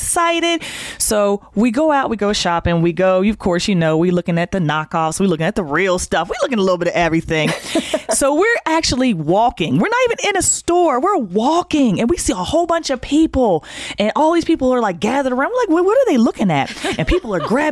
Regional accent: West Virginia, United States; also born or lived in Maryland; we're from West Virginia.

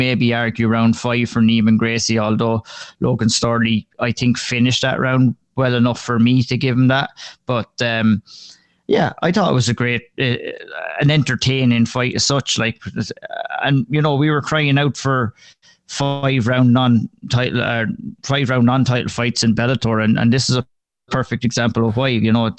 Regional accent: Ireland; moved away; I remember when I first moved over here, moved over here in 2016, yeah. And I came from Ireland, and it was just coming out of the winter.

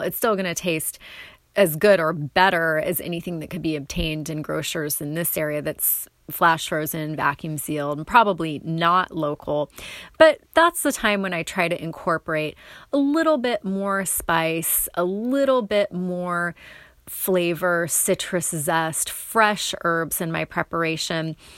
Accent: North Bend, Oregon, United States; the South coast where I grew up near North Bend, Goose Bay

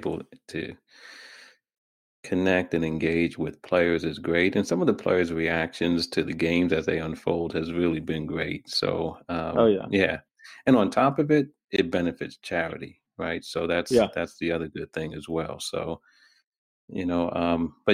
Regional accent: New York, United States; I'm from New York

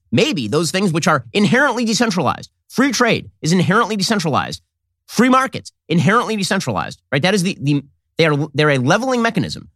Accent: United States; We're American citizens

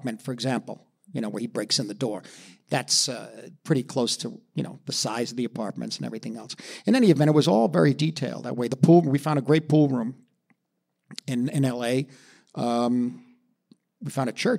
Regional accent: New York, United States; I grew up on the Bowery, basically, with the alcoholics

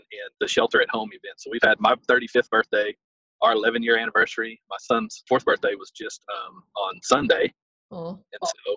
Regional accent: West, Texas, United States; also born or lived in Bosque County, Texas / Meridian, Texas / Clifton, Texas; West comma Texas. Did most of my growing up there.

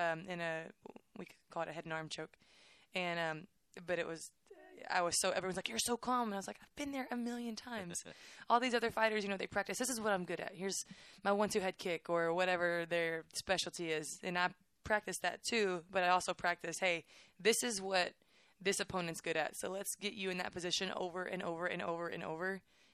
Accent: Waco, Texas, United States; I'm from Waco, so Baylor's like, I just wanted to go here

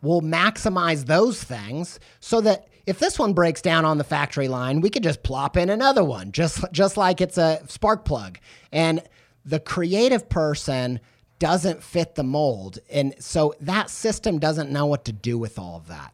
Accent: Southern Indiana, United States; moved away as an adult; also born or lived in England; I was raised in Southern Indiana

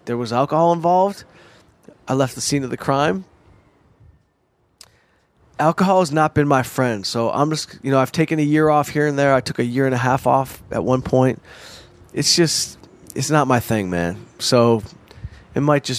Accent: Detroit, Michigan, United States; I'm a Jew from Detroit

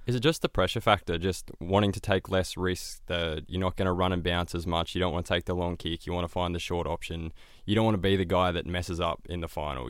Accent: Bendigo, Victoria, Australia; Played a lot of volleyball and basketball growing up in Bendigo

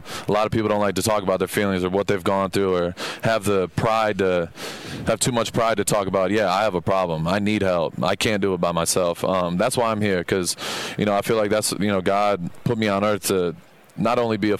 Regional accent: Texas, United States; I'm from Texas. I've heard that accent before

